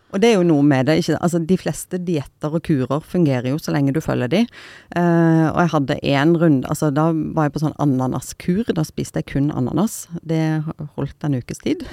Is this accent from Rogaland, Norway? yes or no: yes; Stavanger, Rogaland, Norway; jeg er fra Stavanger. Siddis